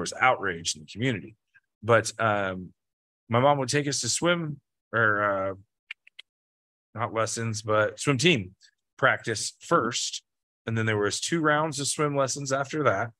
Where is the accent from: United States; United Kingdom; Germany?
United States; the Bible Belt; we are from the Bible Belt